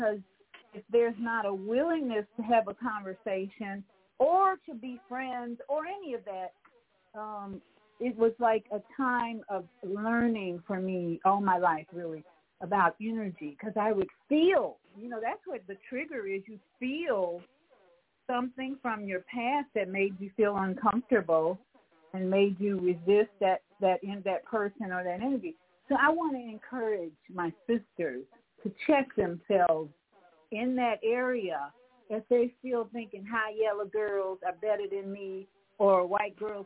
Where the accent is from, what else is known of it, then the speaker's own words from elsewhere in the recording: Chicago, Illinois, United States; growing up in Hyde Park, which is a very diverse racial community